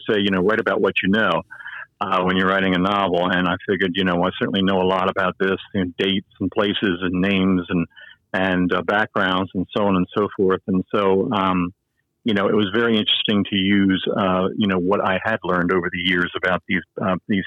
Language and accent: English; Baltimore, Maryland, United States; I'm originally from Baltimore, and when I was 6 years old, Shock Theater came on there